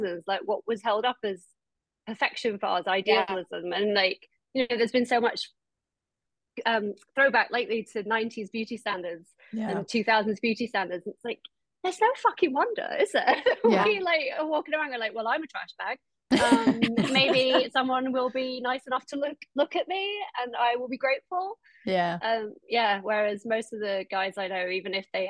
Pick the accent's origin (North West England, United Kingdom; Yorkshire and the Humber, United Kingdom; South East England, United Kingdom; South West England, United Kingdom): Yorkshire and the Humber, United Kingdom; Doncaster; moved away as an adult; also born or lived in Nottingham / London / New York; now in Los Angeles, United States; I'm from Doncaster originally. And I lived in a little mining village in South Yorkshire until uni